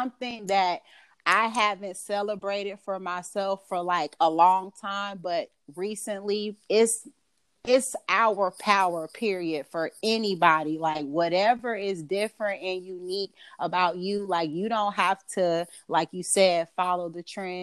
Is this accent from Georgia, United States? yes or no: yes; Gwinnett County, Georgia, United States; I am from Georgia. Gwinnett County, Georgia, to be exact.